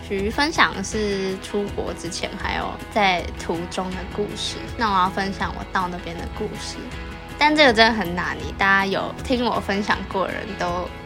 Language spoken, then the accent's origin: Chinese; Taiwan; moved away as an adult; now in Busan, South Korea; 我看到我们会被写成台湾刮胡 China